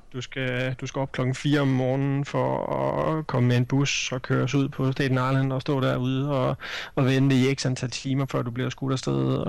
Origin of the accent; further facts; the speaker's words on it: Denmark